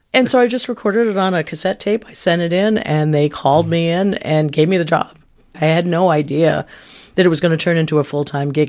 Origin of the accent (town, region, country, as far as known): Canaan, New Hampshire, United States; born or raised there